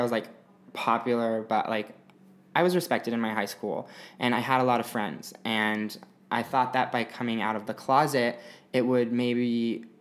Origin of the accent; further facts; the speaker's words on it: Bountiful, Utah, United States; now in Los Angeles, United States; I am from a little town 20 minutes north of Salt Lake called Bountiful, Utah. Mm-hmm. It means plentiful. So I grew up there